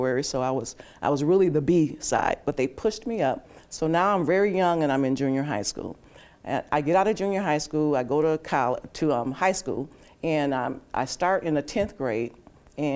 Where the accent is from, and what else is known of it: Milwaukee, Wisconsin, United States; born or raised there; also born or lived in Spartanburg, South Carolina